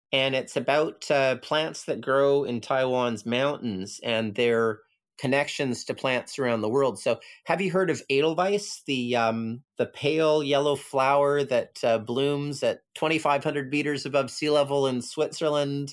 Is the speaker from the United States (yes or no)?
no; Canada; moved away as an adult; now in Hong Kong; growing up in Canada, I never got. Like I grew up in a in a suburb